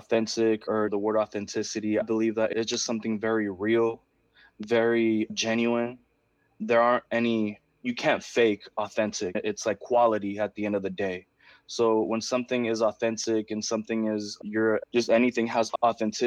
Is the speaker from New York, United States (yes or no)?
no; Oakland, California, United States; first language Spanish; English is a second language; I grew up in East Oakland in the Bay Area in California